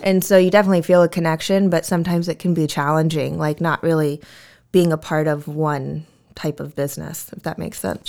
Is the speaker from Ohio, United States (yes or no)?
no; Vista, California, United States; born and raised in Vista